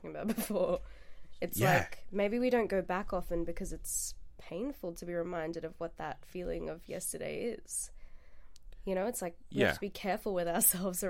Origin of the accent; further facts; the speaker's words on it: India; moved away; my home country